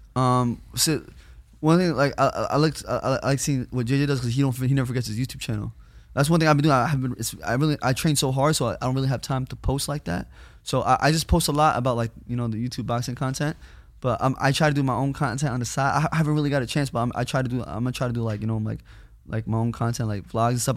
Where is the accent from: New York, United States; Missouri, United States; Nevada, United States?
New York, United States; I'm from New York